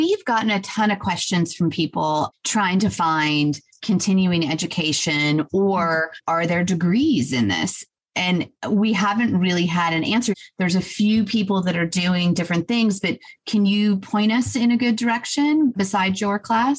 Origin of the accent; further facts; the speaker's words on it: Los Angeles, California, United States; also born or lived in Atlanta; now in Serenbe, United States; I grew up in Los Angeles, so like tons of lights everywhere.